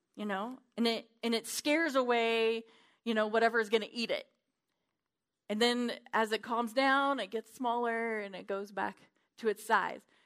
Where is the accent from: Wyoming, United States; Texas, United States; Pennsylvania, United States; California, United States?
Wyoming, United States; I'm from Wyoming